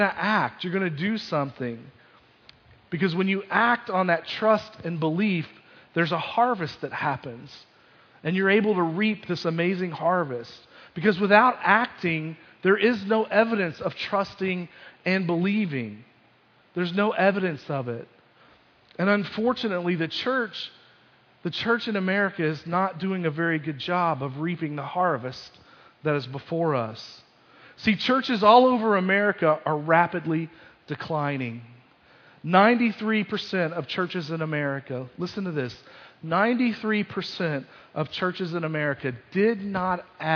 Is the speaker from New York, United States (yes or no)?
no; Kentucky, United States; growing up in Kentucky